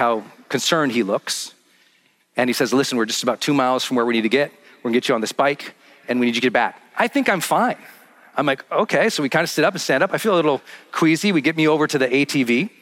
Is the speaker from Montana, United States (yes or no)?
yes; Montana, United States; I'm from Montana, from like a small mining town